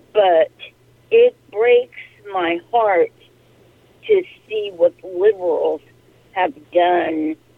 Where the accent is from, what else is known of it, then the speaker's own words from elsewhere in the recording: California, United States; now in Arkansas, United States; I was born and raised in California, and I think I'm 70.